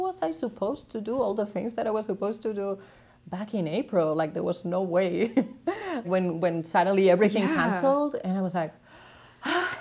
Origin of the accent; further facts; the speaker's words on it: Navarre, Spain; first language Spanish; English is a second language; moved away as an adult; also born or lived in New York; now in Berlin, Germany; my hometown in the north of Spain